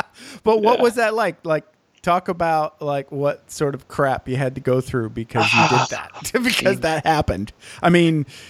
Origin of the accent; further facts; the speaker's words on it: Michigan, United States; moved away as an adult; now in California, United States; I grew up in Michigan, but it doesn't matter because I've been here since 2003.